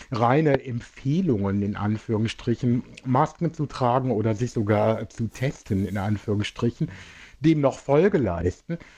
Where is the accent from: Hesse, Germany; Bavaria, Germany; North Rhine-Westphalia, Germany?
North Rhine-Westphalia, Germany; Düren; Nein, ich komme aus Düren.